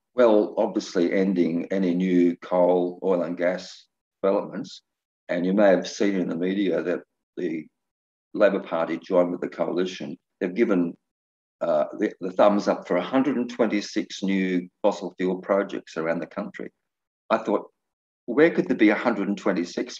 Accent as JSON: {"language": "English", "town": "Byron Bay", "region": "New South Wales", "country": "Australia", "tie": "born or raised there", "moved": "yes", "said": "around Byron Bay, which is my hometown"}